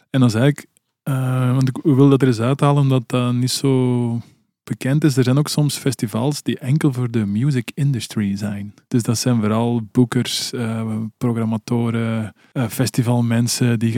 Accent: Belgium; Dit jaar speelt daar als Belgen, toch even uithalen

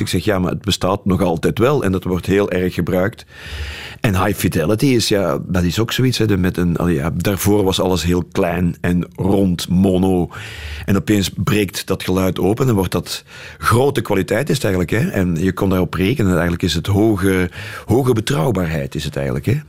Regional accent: Leopoldsburg, Flanders, Belgium; moved away as an adult; also born or lived in Brussels / London; wij komen allebei uit Leopoldsburg

